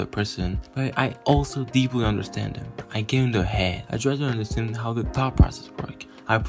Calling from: Argentina; I'm calling from Argentina.

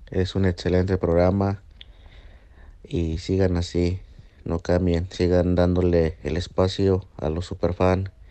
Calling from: Virginia, United States; saludándolos desde Virginia otra vez.

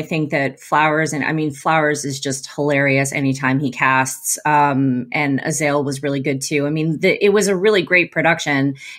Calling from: Dallas, Texas, United States; Dallas, Texas.

